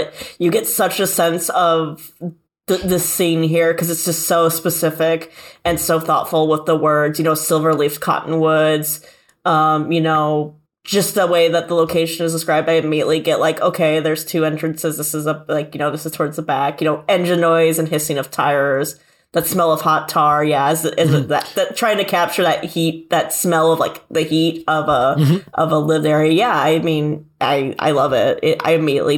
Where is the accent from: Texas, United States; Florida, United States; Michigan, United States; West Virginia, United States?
Michigan, United States; I'm from like Michigan